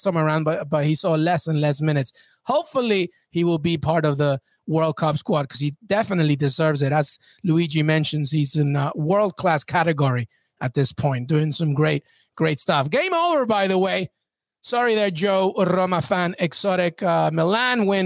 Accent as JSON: {"language": "English", "country": "Spain", "first_language": "Spanish", "second_language": "English", "said": "I am Spanish, if you remember. Yeah, so it is my first language"}